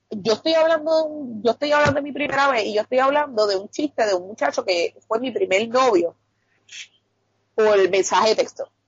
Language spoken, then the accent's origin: Spanish; Carolina, Puerto Rico